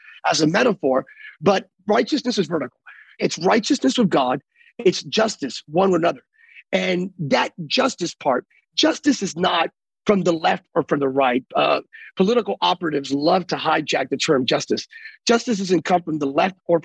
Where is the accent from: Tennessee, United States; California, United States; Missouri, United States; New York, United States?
California, United States; I'm from California.